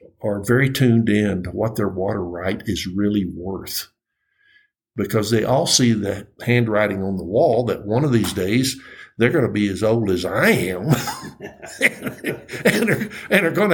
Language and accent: English; West Texas, United States; I grew up in West Texas, and my father had a filling station, and I pumped a lot of gas